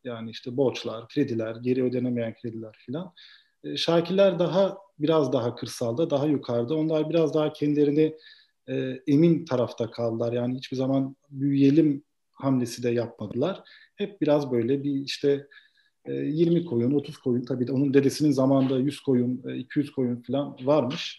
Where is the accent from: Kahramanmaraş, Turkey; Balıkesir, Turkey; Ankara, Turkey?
Balıkesir, Turkey; Edremit; also born or lived in Vienna, Austria; ilkokul, ortaokul, lise burada Edremit'te büyüdüm.